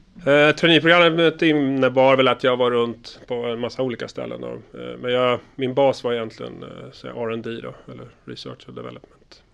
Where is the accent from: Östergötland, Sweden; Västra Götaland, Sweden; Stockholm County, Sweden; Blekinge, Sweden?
Stockholm County, Sweden; Stockholm; born or raised there; moved away as an adult; also born or lived in Karlstad, Sweden; now in Linköping, Sweden